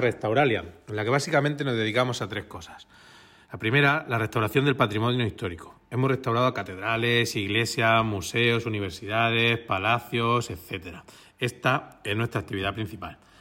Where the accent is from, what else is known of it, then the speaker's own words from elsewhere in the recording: Cartagena, Region of Murcia, Spain; soy aparejador y soy de Cartagena